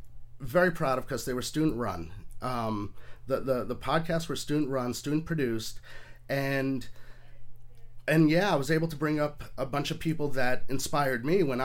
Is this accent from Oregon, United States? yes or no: yes; Portland, Oregon, United States; born there; also born or lived in Atlanta / New York City; No, I was born in Portland, Oregon, moved to Atlanta, Georgia. I've sort of moved all over the place, but I was figuring it out. I spent about 24 years in and around New York City, upstate New York, Long Island.